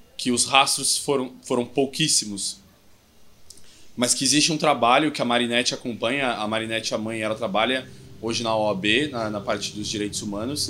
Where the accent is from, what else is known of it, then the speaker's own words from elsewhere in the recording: São Paulo, Brazil; also born or lived in Bauru; eu volto para São Paulo, né? Que eu sou de São Paulo